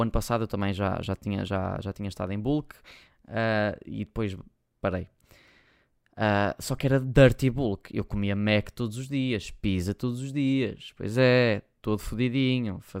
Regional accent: Porto, Norte, Portugal; accent: Porto; Eu acho que, eu acho que se, se eu não disser que sou do Porto, as pessoas não sabem. Eu para a internet não falo com sotaque a Porto. Só vocês me virem a falar com os meus amigos e assim já falo bem mais a Porto.

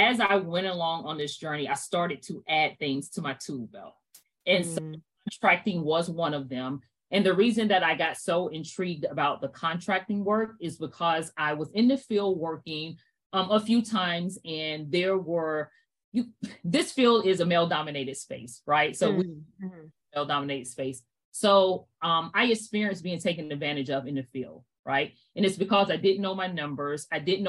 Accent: Fort Mill, South Carolina, United States; moved away as an adult; also born or lived in Brooklyn, New York; I was born in Brooklyn, New York. After two short Brooklyn, my mom was in South Carolina. So I grew up in Fort Mill, South Carolina

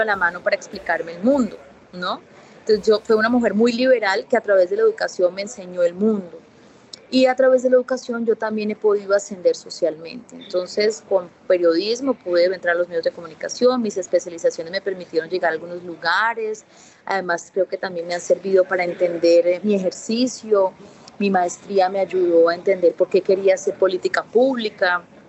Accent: Puerto Tejada, Cauca, Colombia; yo nací en Pueblo Tejada

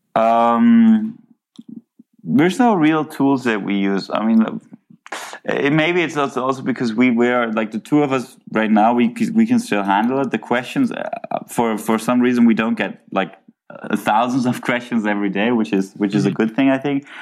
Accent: Cologne, North Rhine-Westphalia, Germany; i grew up in germany in cologne

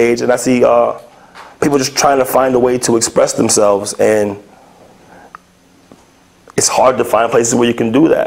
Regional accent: New York City, New York, United States; born or raised there

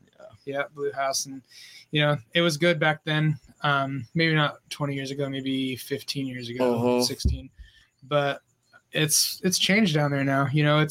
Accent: North County San Diego, California, United States; also born or lived in Oceanside / Vista / Carlsbad; now in Escondido, United States; But between Oceanside, Vista, and Carlsbad is mostly where I'm from. You know, a little bit of San Marcos and Escondido recently.

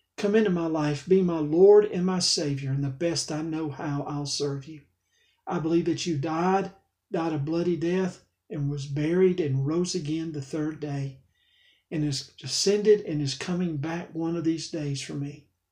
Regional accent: Alabama, United States; I'm from Alabama

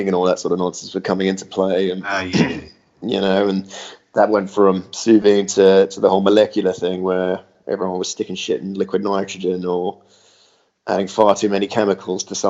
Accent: Australia; moved away as an adult; also born or lived in London; growing up in Australia, everything was very, very casual and laid back

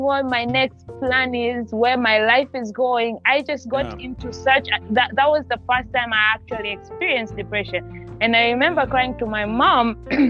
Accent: Tanzania; moved away as an adult; now in United States; I'm from Tanzania in East Africa

